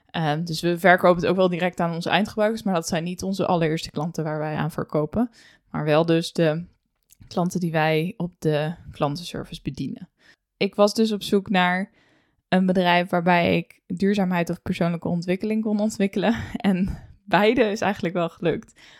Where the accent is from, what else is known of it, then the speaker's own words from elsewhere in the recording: Emmeloord, Flevoland, Netherlands; 26 eh, jaar oud, geboren in 1997. opgegroeid in Emmeloord, gestudeerd in Leeuwarden